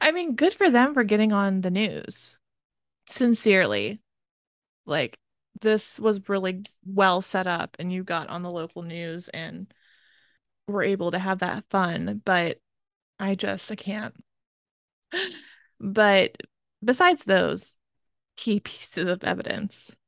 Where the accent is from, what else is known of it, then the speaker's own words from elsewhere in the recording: Maryland, United States; I'm technically from the North, but it's really the South. Maryland is considered